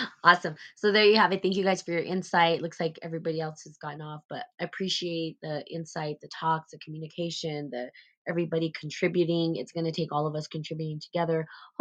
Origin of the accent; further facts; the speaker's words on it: New Mexico, United States; I'm from New Mexico, and I was born and raised here.